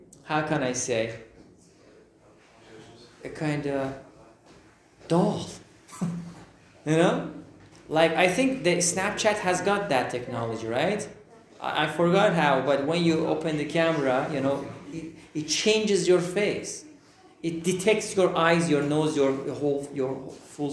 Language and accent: English; Iran; English is a second language; now in Turkey; I am from Iran.